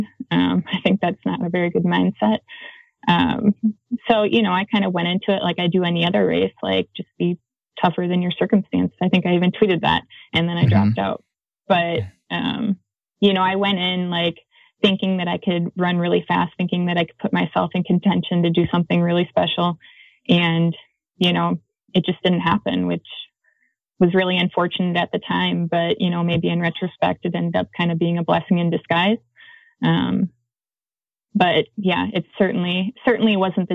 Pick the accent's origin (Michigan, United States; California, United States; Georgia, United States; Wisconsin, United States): Wisconsin, United States; now in Flagstaff, United States; I'm from Wisconsin